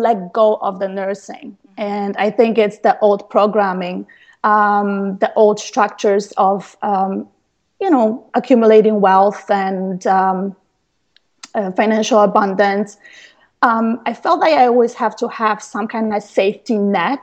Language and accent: English; Poland; moved away; I was born in Poland to a low-income family.